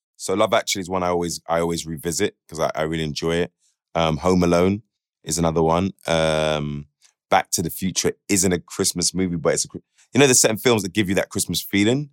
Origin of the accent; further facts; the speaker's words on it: United Kingdom; who we are as British people